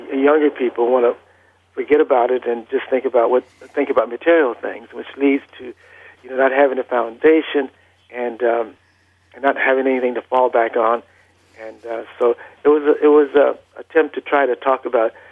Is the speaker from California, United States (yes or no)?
yes; Los Angeles, California, United States; also born or lived in Vicksburg, Mississippi; I was born in Vicksburg, Mississippi, but uh, you know, we moved out to Los Angeles at, at a very early, at a very early age. I was still in you know, in diapers when